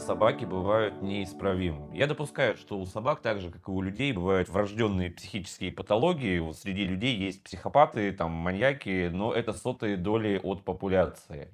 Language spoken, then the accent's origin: Russian; Sakhalin Oblast, Russia; моё детство прошло на Сахалине